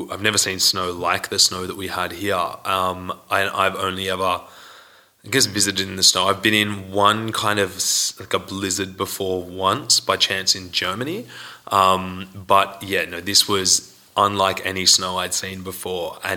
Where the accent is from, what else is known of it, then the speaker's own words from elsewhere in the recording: Sydney, New South Wales, Australia; now in Iceland; Sydney? Sydney? You're yeah.